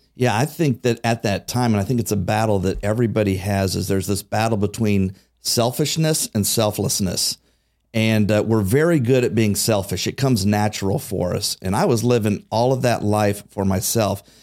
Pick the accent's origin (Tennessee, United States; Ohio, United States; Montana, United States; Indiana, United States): Ohio, United States; Xenia; growing up in Xenia